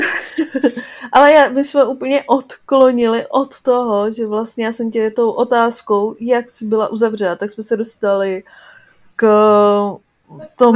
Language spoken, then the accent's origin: Czech; Czechia